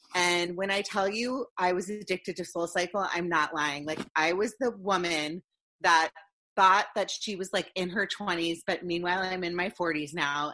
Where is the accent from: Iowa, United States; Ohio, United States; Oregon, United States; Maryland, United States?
Maryland, United States; Potomac; as a kid growing up in Potomac, Maryland, in the DC area